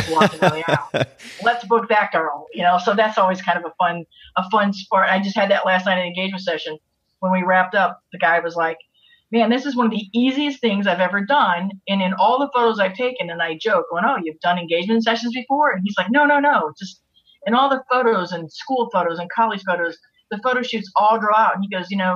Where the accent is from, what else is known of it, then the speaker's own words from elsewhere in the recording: St. Louis, Missouri, United States; moved away; I'm from St. Louis originally